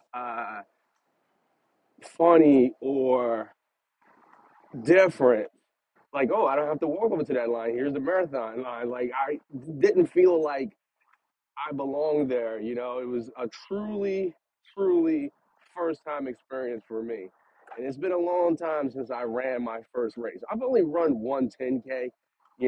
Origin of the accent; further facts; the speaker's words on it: New Jersey, United States; I'm from New Jersey